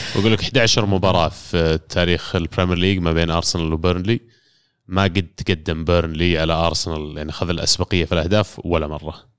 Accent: Saudi Arabia; عندنا كسعوديين

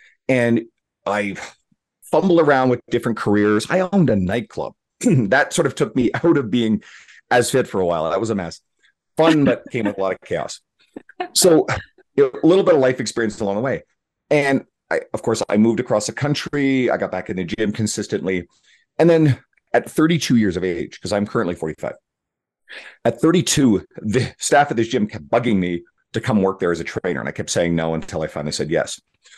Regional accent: Newfoundland and Labrador, Canada; I grew up in Northern Newfoundland, Eastern Canada

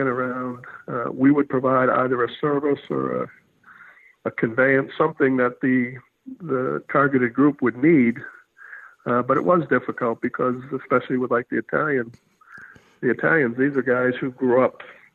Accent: Haverhill, Massachusetts, United States; I grew up outside of Boston in an industrial town called Haverhill

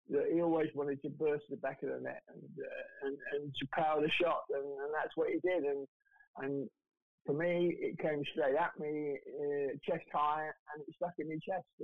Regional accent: London, United Kingdom; I had three years playing in the lower divisions with Millwall down in London because I'm a Londoner

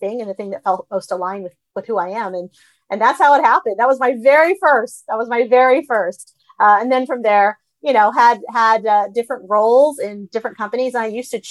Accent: United States; I was the kid that spoke English and was getting an American education and grew up in this culture. Like, I understand American culture because I'm Asian American

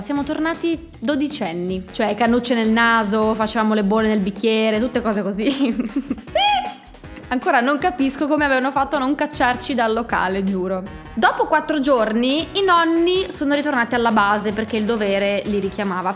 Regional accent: Friuli-Venezia Giulia, Italy; moved away; siamo friulani

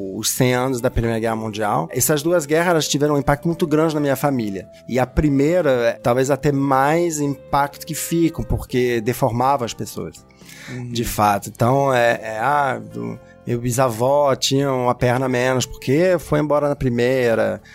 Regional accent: France; Portuguese is a second language; moved away; para mim como francês

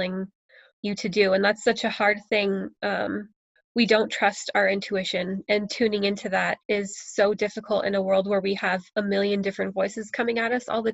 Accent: United States; moved away as an adult; now in Canada; I'm American, and my husband is Canadian

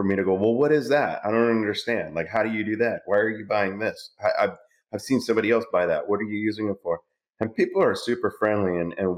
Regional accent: California, United States; moved away as an adult; now in Texas, United States; I'm in Texas now, so we don't like to admit that we're from California.

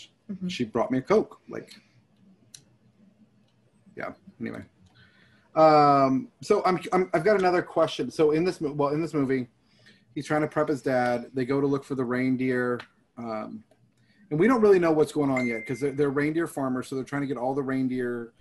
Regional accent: Texas, United States; I'm from Texas

